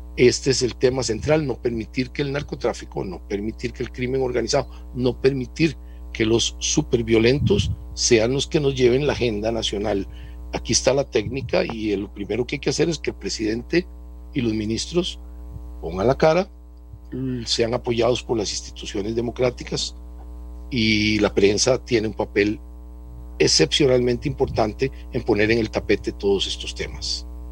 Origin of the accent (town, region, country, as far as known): Costa Rica